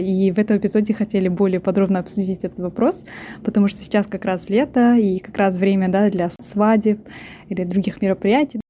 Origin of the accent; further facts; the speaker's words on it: Almaty, Kazakhstan; now in London, United Kingdom; Я живу и работаю в Лондоне, сама родом с Казахстана, с Алматы